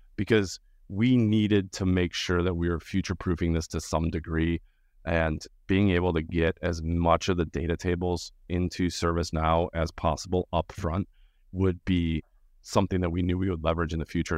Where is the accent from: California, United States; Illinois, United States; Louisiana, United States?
Illinois, United States; Winfield; I grew up in the suburbs of Chicago, the western suburbs of Chicago, in this tiny little town called Winfield